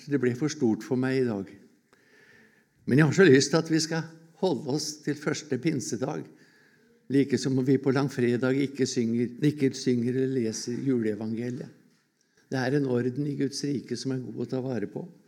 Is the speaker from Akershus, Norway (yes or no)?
yes; Årnes, Akershus, Norway; hjemme på Årnes